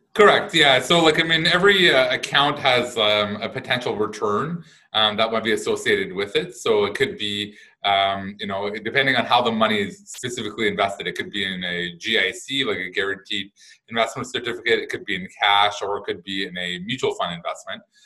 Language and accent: English; Canada; I'm Canadian